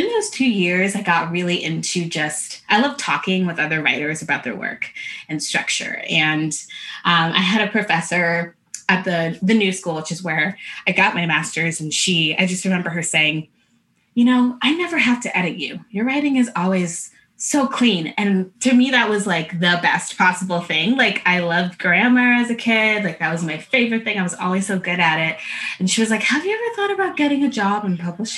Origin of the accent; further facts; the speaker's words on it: Connecticut, United States; I had also been used to being the only Black girl as a kid when I grew up in Connecticut